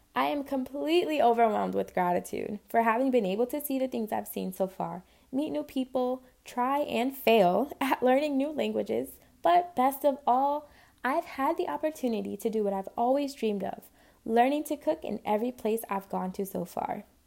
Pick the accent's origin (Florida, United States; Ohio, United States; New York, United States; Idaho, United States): New York, United States; New York City; I grew up in Spanish Harlem